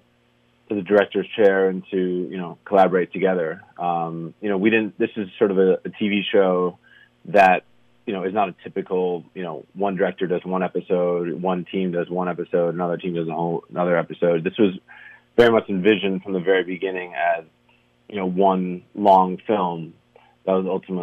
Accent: United States; we as the American public

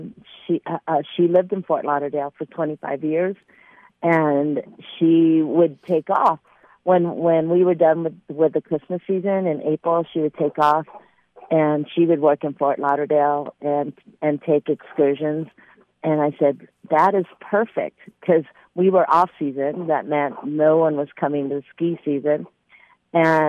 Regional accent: Philippines; I'm Filipino

